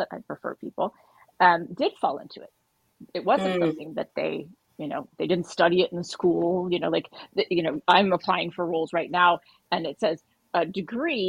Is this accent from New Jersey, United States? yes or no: no; Bay Area, Silicon Valley, California, United States; I grew up in the Bay Area. So literally here in Silicon Valley